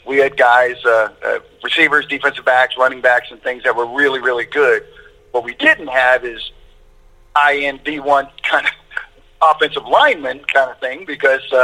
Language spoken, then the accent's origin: English; Centerville, Ohio, United States; moved away as an adult; also born or lived in Columbus, Ohio / South Florida; I was from Centerville, Ohio